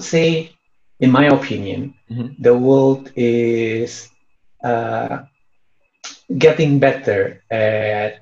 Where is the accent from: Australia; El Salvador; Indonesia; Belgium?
Indonesia; English is a second language